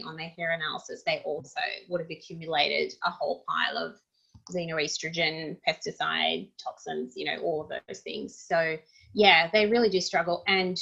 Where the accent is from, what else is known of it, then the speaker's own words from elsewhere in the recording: Russia; moved away; I grew up in Russia